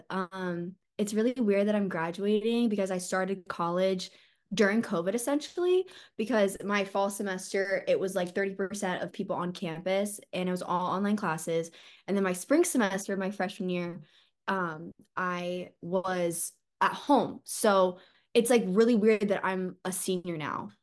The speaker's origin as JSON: {"language": "English", "town": "Columbus", "region": "Ohio", "country": "United States", "also_born_or_lived": "Athens, Ohio", "said": "I'm originally from Columbus, Ohio."}